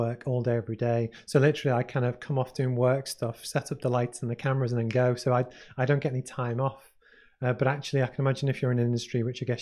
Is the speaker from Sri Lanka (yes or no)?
no; Liverpool, North West England, United Kingdom; I grew up in Liverpool